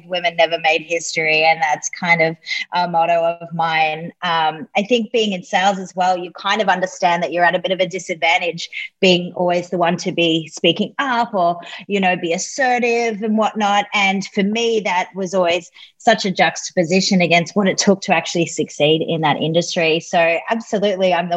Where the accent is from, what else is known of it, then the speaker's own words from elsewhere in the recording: Australia; we as Aussies aren't the one with the funny accent here